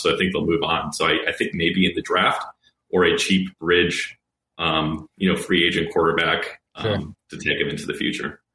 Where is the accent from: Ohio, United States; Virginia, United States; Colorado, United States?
Ohio, United States; moved away; I'm not originally from Minnesota. I'm from Ohio